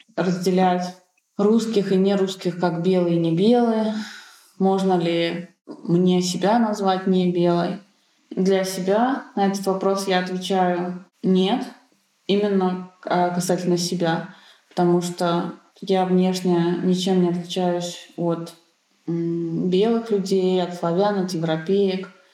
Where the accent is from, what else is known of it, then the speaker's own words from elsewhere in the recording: Kazan, Tatarstan, Russia; moved away as an adult; now in Berlin, Germany; Родилась в Казани и большую часть жизни прожила в Казани